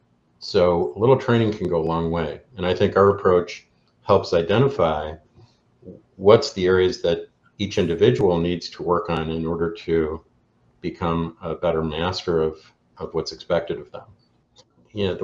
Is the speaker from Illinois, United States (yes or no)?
yes; Chicago, Illinois, United States; I'm from Chicago